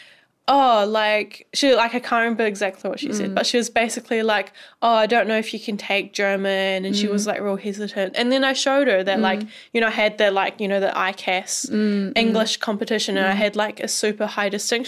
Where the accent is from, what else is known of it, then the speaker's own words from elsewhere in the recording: Balclutha, Otago, New Zealand; also born or lived in Dunedin; growing up in New Zealand